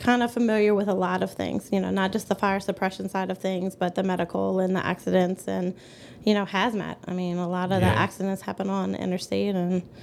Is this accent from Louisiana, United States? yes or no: yes; Norco, Louisiana, United States; born and raised in Norco